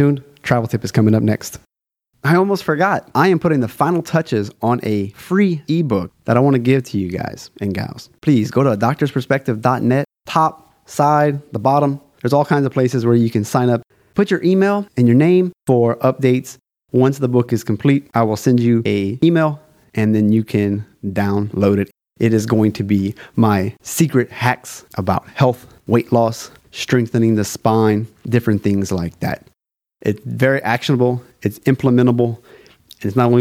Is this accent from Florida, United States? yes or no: no; South Louisiana, United States; now in China